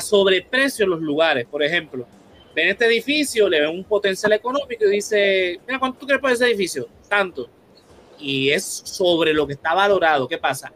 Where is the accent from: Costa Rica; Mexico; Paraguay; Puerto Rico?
Puerto Rico; como puertorriqueños